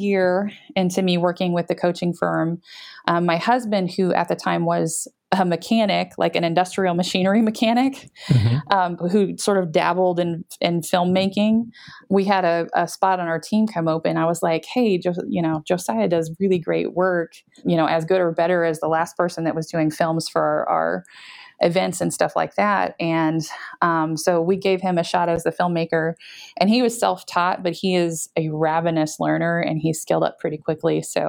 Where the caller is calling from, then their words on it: Topeka, Kansas, United States; We're in Topeka, Kansas. We're right in the middle of the country.